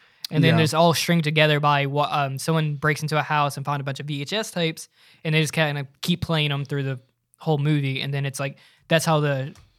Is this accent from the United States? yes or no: yes; United States; I'm an American.